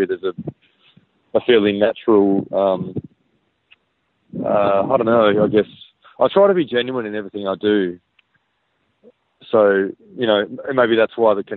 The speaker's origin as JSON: {"language": "English", "region": "Western Australia", "country": "Australia", "said": "being West Australian"}